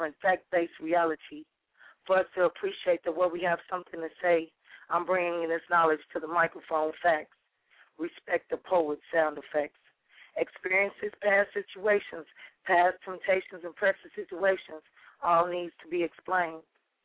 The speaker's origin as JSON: {"language": "English", "town": "Chicago", "region": "Illinois", "country": "United States", "moved": "yes", "lives_now": "Dallas, United States", "said": "I'm originally from Chicago, Chi-Town"}